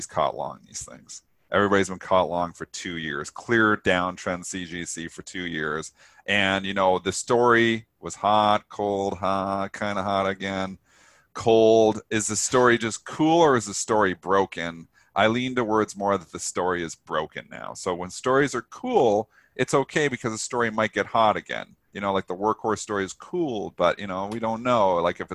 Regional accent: Canada; I'm Canadian

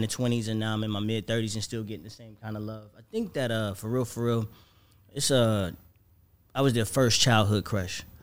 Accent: Florida, United States; moved away; also born or lived in Atlanta; I'm from Florida

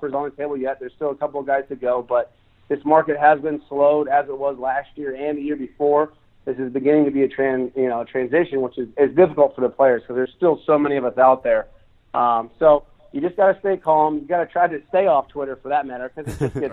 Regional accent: West Coast, United States; I grew up on the West Coast

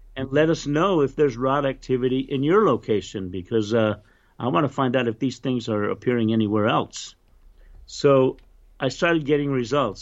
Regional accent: Roswell, New Mexico, United States; also born or lived in Loving, New Mexico; I grew up in Roswell, New Mexico

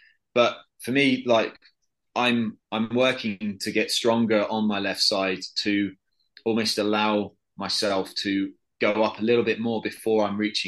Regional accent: United Kingdom; because I'm from Britain, I'm used to a little bit of rain.

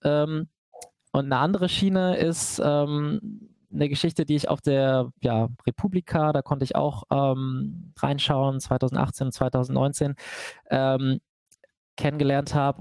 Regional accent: Hanover, Lower Saxony, Germany; ich komme aus Hannover, aber dem Norden von Hannover

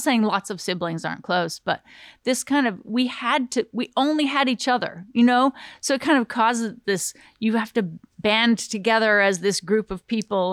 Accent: Southern Utah, United States; also born or lived in Glendale, California / Hollywood, California / Southern California; half California, half Utah

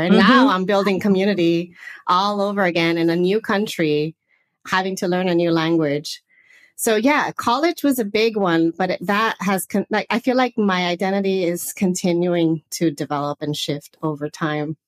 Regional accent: Los Angeles, California, United States; accent: Southern California; moved away as an adult; also born or lived in Santa Barbara; now in Portugal; I am originally from the northeast San Fernando Valley area. So that's like uh, north of LA.

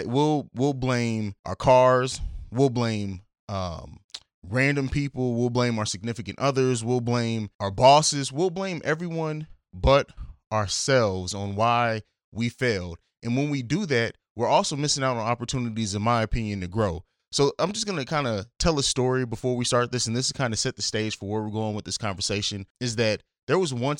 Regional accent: Germany; Someone that I grew up with in Germany, Dwayne, died as well.

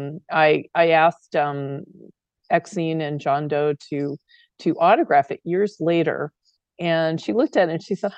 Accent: Phoenix, Arizona, United States; I grew up in Phoenix, kind of in the North End

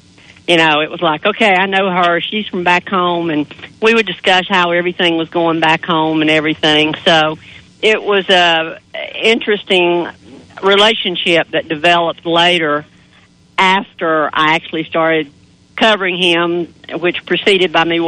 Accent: Canton, North Carolina, United States; I grew up in Canton, just 18 miles west of Asheville

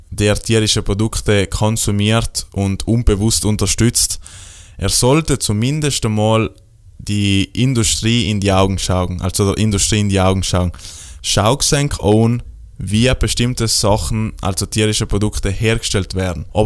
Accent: Trentino-Alto Adige, Italy; ja, aber ich komme aus Südtirol, bei mir äh, gibt es äh, Freilauf, äh, Hühner und Kia sind auf der Wies und alles super

